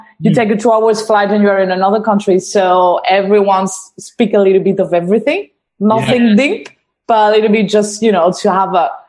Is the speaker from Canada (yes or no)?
no; A Coruña, Galicia, Spain; English is a second language; moved away as an adult; now in Australia; I was born in La Coruña, which is northeast of Spain.